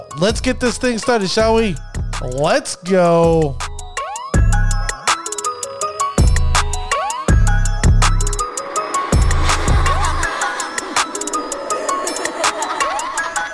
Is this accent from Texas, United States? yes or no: no; Orlando, Florida, United States; now in New Jersey, United States; As a Florida native, a person that was born and raised in Florida, Orlando to be specific